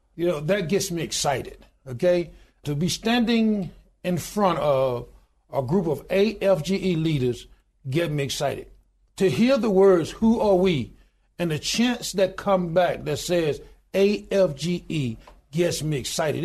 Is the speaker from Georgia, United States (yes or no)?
no; Goodwater, Alabama, United States; born in a little small town in Goodwater, Alabama, population twelve hundred and ninety-two today